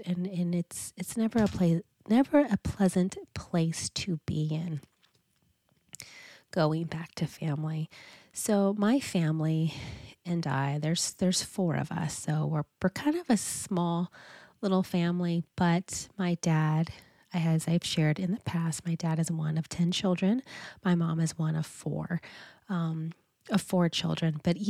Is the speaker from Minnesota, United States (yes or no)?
no; California, United States; now in Pacific Northwest, United States; we got married up in the Pacific Northwest, because this is where we reside. And we are both originally from Southern California.